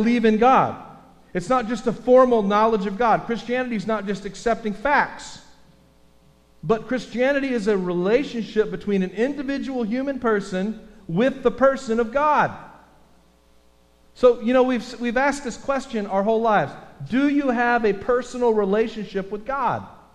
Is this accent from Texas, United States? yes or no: yes; Texas, United States; I'm from Texas.